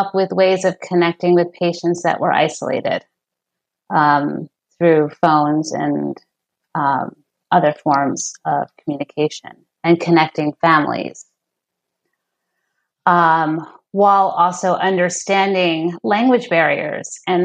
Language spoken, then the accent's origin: English; New York City, New York, United States; now in San Francisco, United States; I grew up in New York City, Upper West Side.